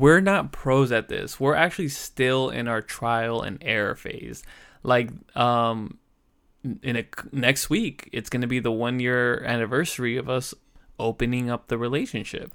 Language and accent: English; Southern California, United States; also born or lived in Los Angeles; I am from Southern California